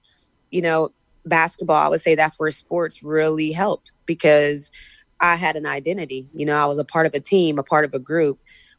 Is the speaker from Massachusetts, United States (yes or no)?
no; West Virginia, United States; growing up in West Virginia, it wasn't uncommon to be the only black kid in the class or the only black kid in the school.